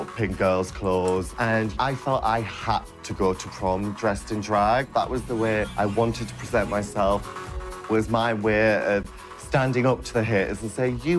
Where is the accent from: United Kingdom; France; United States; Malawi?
United Kingdom; Durham, North East England; It was quite hard growing up in Durham.